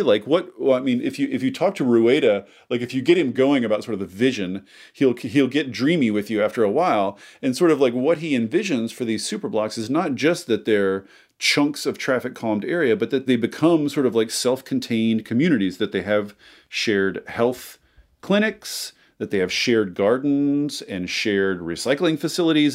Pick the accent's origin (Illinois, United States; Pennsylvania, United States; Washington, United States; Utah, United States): Washington, United States; Seattle; I'm from Seattle